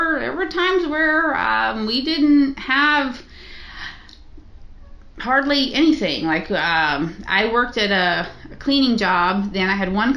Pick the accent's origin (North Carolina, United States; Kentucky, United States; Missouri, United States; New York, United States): Kentucky, United States; I'm from Kentucky